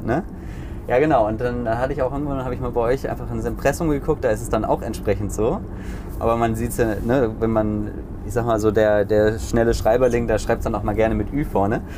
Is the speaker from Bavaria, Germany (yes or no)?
no; Hamburg, Germany; als Hamburger